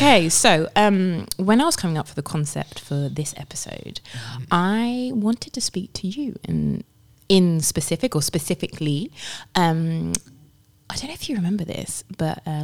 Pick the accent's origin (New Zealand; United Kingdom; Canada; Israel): United Kingdom; also born or lived in Zimbabwe; now in Rotterdam, Netherlands; originally from the UK